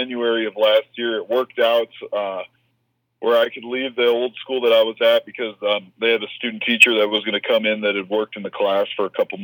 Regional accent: Michigan, United States; moved away as an adult; also born or lived in Alaska; my home state in Michigan

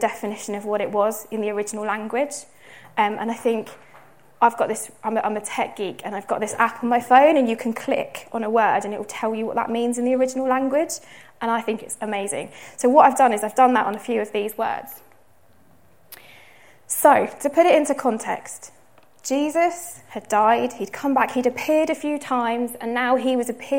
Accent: United Kingdom; we're British, some of us here

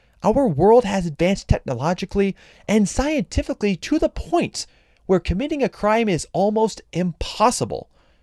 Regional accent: Iowa, United States; my home state

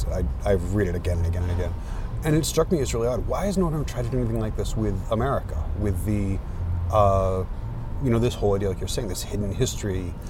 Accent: Maine, United States; now in California, United States; my hometown in Maine.

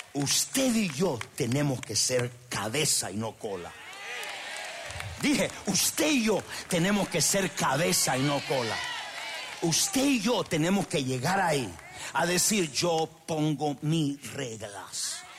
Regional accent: Honduras; moved away; el pueblo donde yo soy de Honduras

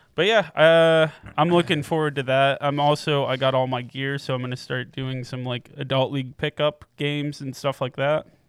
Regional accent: Piqua, Ohio, United States; born or raised there; now in Columbus, United States

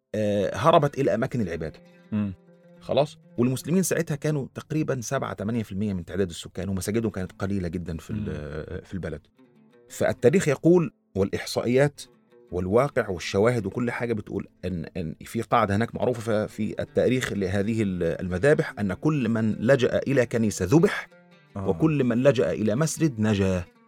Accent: Egypt; عندنا في مصر في مسلمين واقباط

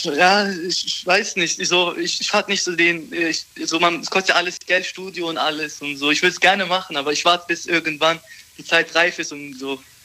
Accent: Baden-Baden, Baden-Württemberg, Germany; Ich komme aus Baden-Baden

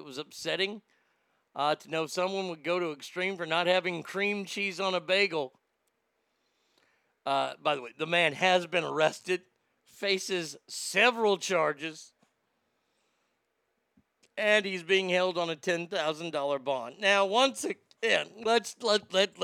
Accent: United States; as an American

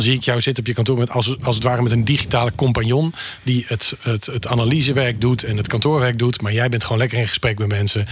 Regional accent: Friesland, Netherlands; wij komen allebei uit Friesland

